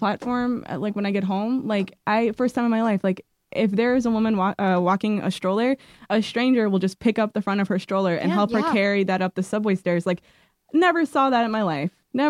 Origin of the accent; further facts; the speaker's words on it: Indianapolis, Indiana, United States; born there; also born or lived in Madison, Wisconsin; now in Brooklyn, United States; But yeah, I was born in Indianapolis.